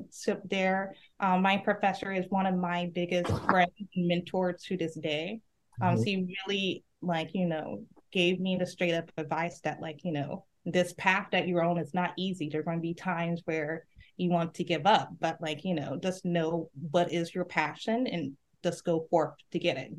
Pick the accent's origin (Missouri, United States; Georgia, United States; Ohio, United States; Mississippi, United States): Mississippi, United States; Laurel; moved away; My hometown is Laurel, Mississippi